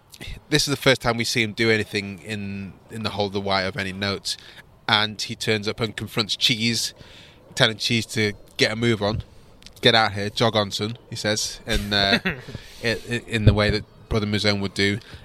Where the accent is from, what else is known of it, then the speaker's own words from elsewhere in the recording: Manchester, North West England, United Kingdom; now in London, United Kingdom; I'm from Manchester.